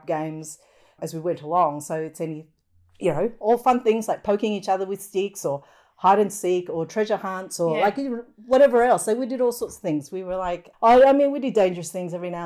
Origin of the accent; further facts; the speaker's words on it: Alor Setar, Kedah, Malaysia; also born or lived in George Town, Penang, Malaysia; now in Australia; I had uncles and aunts and cousins like everywhere growing up in Malaysia. And although my family lived on the mainland about, you know, an hour or so sort of away from Penang in a town called Alostar